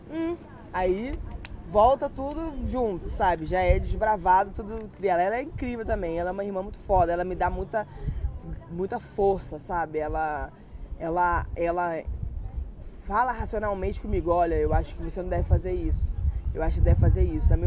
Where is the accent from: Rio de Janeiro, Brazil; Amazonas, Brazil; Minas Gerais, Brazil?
Rio de Janeiro, Brazil; Macaé; also born or lived in Petrópolis; eu não nasci em Macaé, eu nasci em Petrópolis, e aí eu falei que eu era do Rio de Janeiro, mas eu falei que eu era, que eu era de Macaé